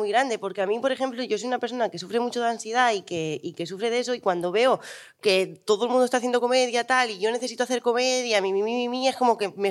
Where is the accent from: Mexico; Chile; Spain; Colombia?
Spain; Region of Murcia; soy de Murcia